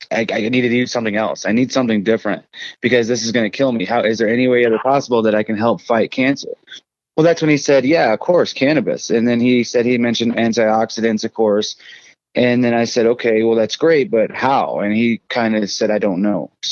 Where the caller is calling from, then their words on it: Colorado Springs, Colorado, United States; I am home that's Colorado Springs, Colorado. Um, I love Colorado to the fullest.